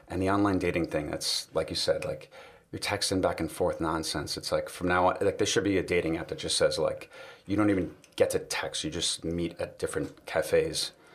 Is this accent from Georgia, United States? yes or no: no; New York City, New York, United States; I grew up in New York City